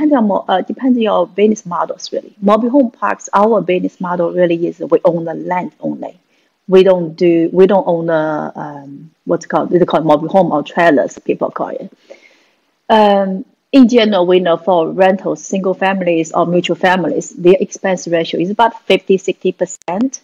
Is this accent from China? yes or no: yes; China; moved away as an adult; now in United States; I'm a Chinese. Actually, I come from China. 1993, moved from China to US to advance my education